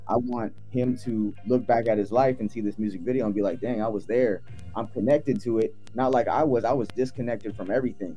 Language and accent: English; United States; also born or lived in Philippines; I had to make home, my home here in America